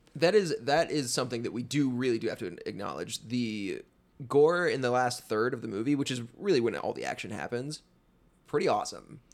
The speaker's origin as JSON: {"language": "English", "region": "the South", "country": "United States", "lives_now": "Atlanta, United States", "said": "we're from the South"}